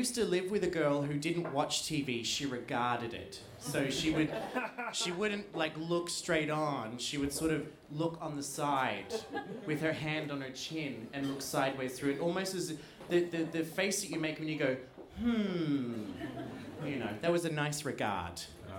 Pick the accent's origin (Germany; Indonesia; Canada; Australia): Australia; I mean, I am an Australian